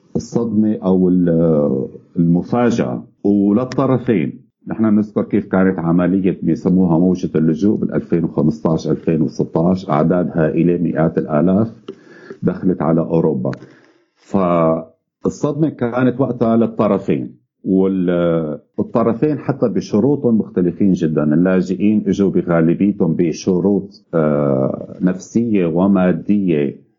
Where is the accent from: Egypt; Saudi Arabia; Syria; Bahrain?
Syria; نحن بالذات كسوريين